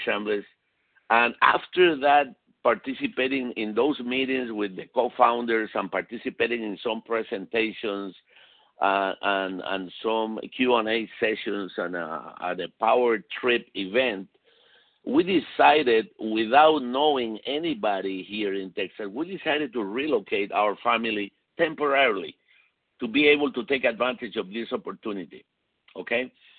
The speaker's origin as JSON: {"language": "English", "country": "Puerto Rico", "tie": "born or raised there", "also_born_or_lived": "Chile / Venezuela", "said": "I was born in South America, in Chile, so I spent a few years in Chile. Then I moved to Venezuela, and then from Venezuela, I moved to Puerto Rico, where I spent most of my life."}